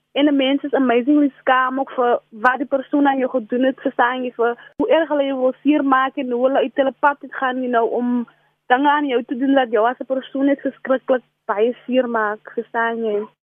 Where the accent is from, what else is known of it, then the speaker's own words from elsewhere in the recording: South Africa; ek is van die Dorings